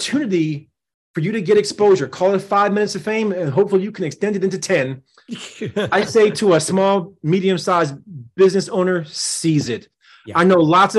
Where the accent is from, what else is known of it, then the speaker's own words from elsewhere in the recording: New Jersey, United States; here in my home state of New Jersey